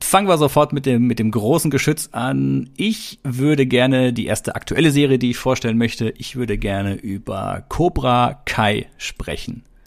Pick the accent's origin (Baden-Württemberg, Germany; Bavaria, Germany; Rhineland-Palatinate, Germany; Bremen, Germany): Baden-Württemberg, Germany; Stuttgart; Stuttgart, also ist ja die Gegend, wo ich herkomme.